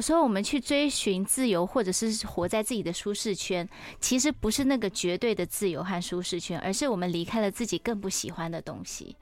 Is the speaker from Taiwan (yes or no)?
yes; Taiwan; 我们是台湾人